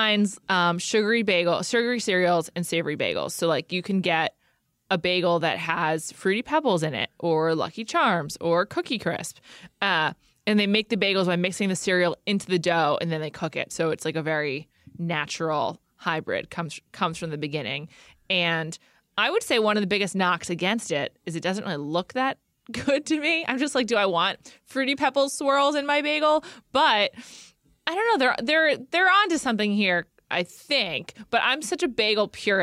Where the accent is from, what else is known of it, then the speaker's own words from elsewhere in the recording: New York, United States; as a New Yorker